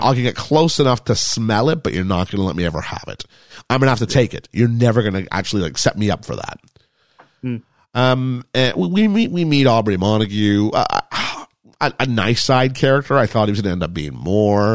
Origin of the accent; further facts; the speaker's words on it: England, United Kingdom; moved away; also born or lived in Quebec, Canada; growing up in England